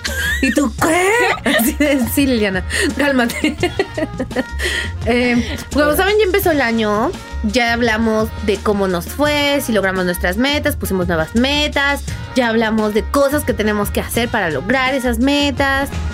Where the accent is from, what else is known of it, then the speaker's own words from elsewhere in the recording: Mexico; yo soy muy mexicana